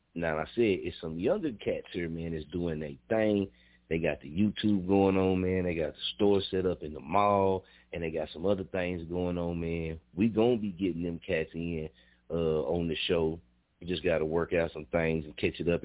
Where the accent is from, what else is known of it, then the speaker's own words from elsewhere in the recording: Muskogee, Oklahoma, United States; I'm born and raised in Muskogee